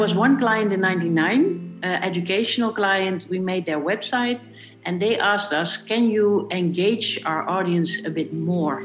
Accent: Netherlands; I'm born in Holland

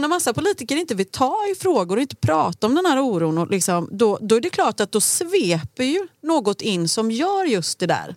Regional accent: Gothenburg, Västra Götaland, Sweden; jag är uppvuxen i Rannebergen.

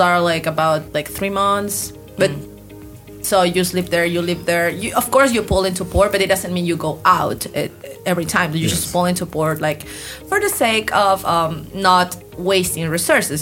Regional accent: Ambato, Tungurahua, Ecuador; now in Durán, Ecuador; I was born in the Andean region. I mm-hmm. was born in this city called Ambato.

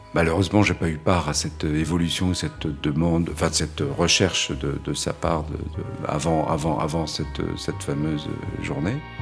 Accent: Créteil, Île-de-France, France; also born or lived in Paris; Je suis né à Paris, mais on a très vite euh, bougé et vécu en banlieue parisienne, à Créteil, pour être précis

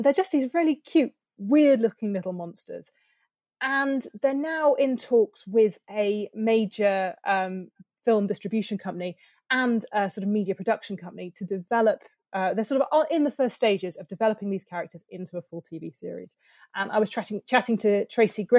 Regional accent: near Bristol, South West England, United Kingdom; I grew up near Bristol

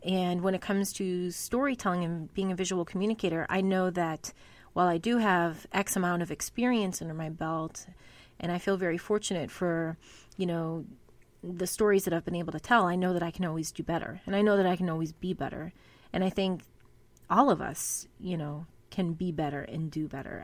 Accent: Massachusetts, United States; growing up in New England, in Massachusetts

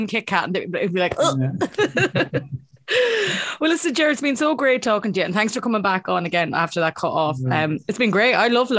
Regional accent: Ireland; We can't dance as Irish people

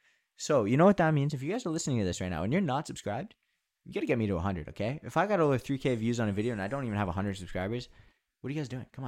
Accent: Canada; we're from Canada.

